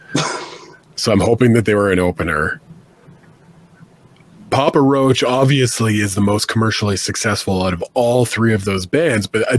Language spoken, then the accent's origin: English; Canada; being Canadian